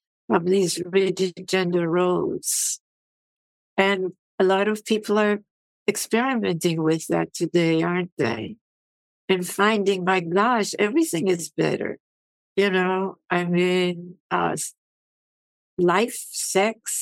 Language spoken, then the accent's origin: English; Havana, Cuba; also born or lived in Vienna, Austria; now in United States; I grew up in Havana, in the industrial slums of Havana